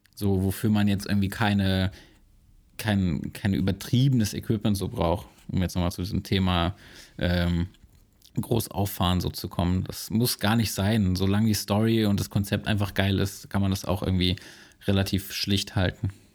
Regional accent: Braunschweig, Lower Saxony, Germany; meiner Geburtsstadt Braunschweig

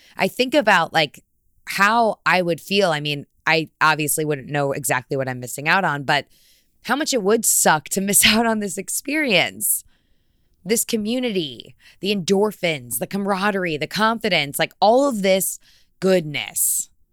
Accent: Fairfield County, Connecticut, United States; I'm from Fairfield County, Connecticut.

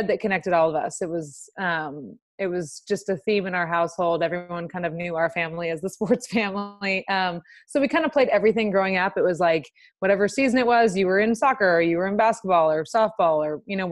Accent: Los Angeles, California, United States; moved away as an adult; I'm from Los Angeles, so I was 3,000 miles away from home

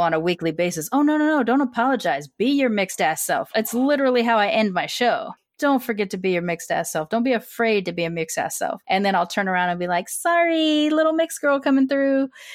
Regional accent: United States; I was born here

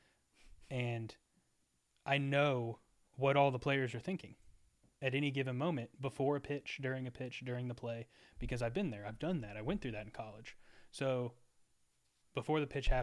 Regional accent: Texas, United States; growing up in Texas in the South

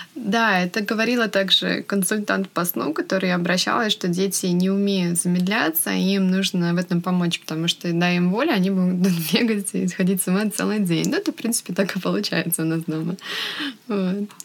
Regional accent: Russia; moved away as an adult; now in California, United States; Мы обе родом из России, но сейчас живем в Америке. Я живу в Калифорнии примерно полтора года

